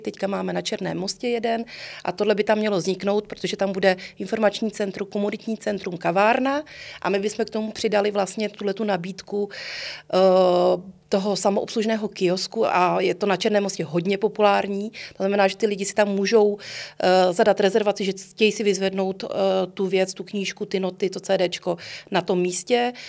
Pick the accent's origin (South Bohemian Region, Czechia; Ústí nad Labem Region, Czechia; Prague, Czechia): Prague, Czechia; vyrůstala jsem eh, na letné a pro mě moji spolužáci a já, my jsme vlastně na Letné a Volešovicích trávili až do těch 18 let